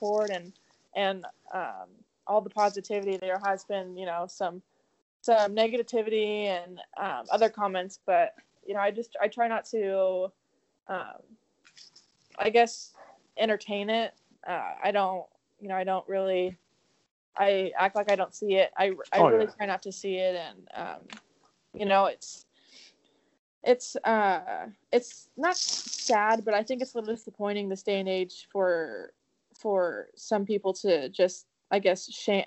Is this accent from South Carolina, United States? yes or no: no; Southern California, United States; born or raised there; moved away as an adult; also born or lived in Arizona; now in Arkansas, United States